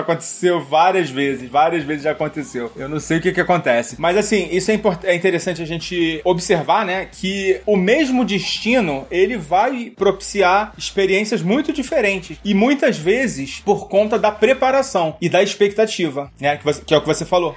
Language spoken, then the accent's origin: Portuguese; Rio de Janeiro, Brazil; Eu, eu sou carioca